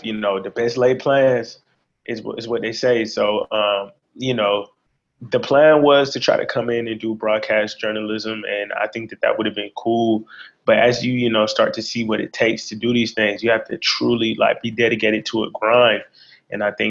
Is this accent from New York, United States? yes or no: no; Conyers, Georgia, United States; born and raised in the suburbs of Atlanta. I'm from Conyers, Georgia